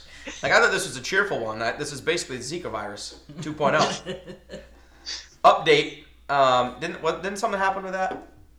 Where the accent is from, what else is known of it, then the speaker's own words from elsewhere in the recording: Maine, United States; I'm from Maine